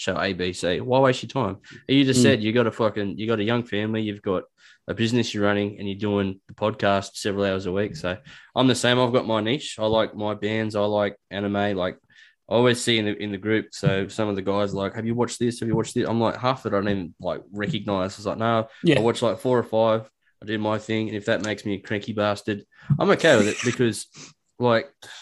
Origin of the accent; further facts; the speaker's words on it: Newcastle, New South Wales, Australia; also born or lived in Dubbo; I grew up in Western Newcastle